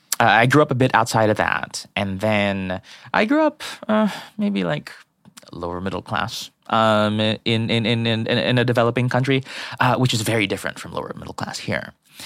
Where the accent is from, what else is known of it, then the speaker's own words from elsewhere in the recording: Philippines; moved away; so I grew up in the Philippines.